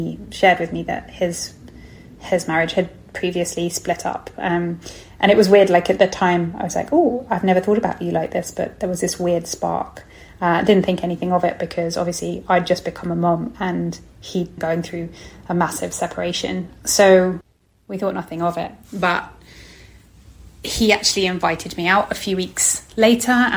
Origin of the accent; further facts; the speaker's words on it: United Kingdom; moved away as an adult; now in Singapore; I'm British and I came by myself with a sort of a suitcase